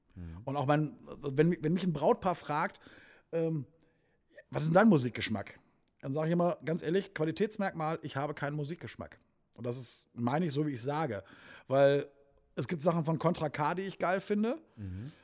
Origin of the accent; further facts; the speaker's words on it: Wuppertal, North Rhine-Westphalia, Germany; moved away as an adult; now in Sauerland, Germany; ich bin ja gebürtiger Wuppertaler, also ich bin kein Ursauerländer, wobei jetzt aber seit 22, 23 Jahren mittlerweile hier